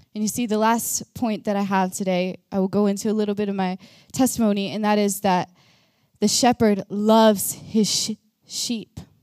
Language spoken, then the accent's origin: English; Texas, United States; moved away as an adult; now in Norway; I am from America. I am from Texas